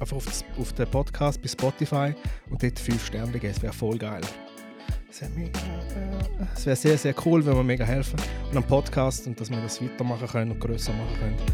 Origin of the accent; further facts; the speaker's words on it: Zurich, Switzerland; wir sind da in Zürich aufgewachsen, beide.